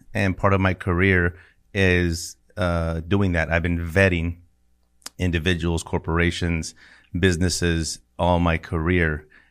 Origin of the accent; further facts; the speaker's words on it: El Paso, Texas, United States; I grew up in El Paso, Texas